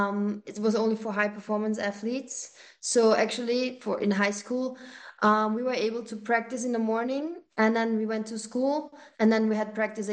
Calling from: Austria

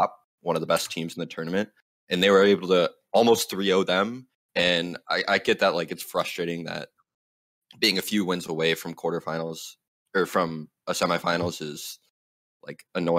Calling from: Grand Rapids, Michigan, United States; Hey, I'm calling from the up-and-coming city of Grand Rapids, Michigan.

